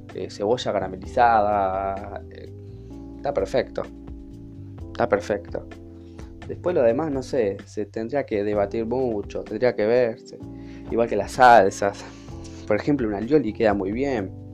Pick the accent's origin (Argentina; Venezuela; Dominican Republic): Argentina; Virrey del Pino, Buenos Aires Province; Soy de La Matanza, más que nada de Virrey del Pino.